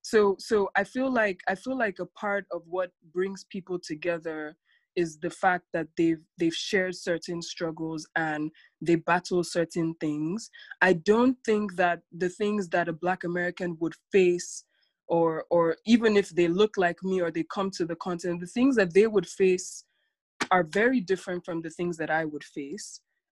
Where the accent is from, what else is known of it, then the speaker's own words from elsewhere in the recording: Nigeria; I'm 20 years old, for those listening, I'm 20. And so I'm pretty formed. I would never go anywhere and question my identity as a Nigerian woman, right?